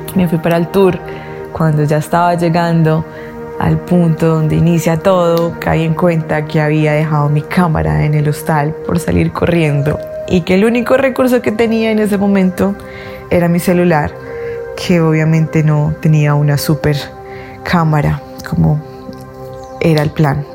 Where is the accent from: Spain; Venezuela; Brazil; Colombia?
Colombia; yo soy de Colombia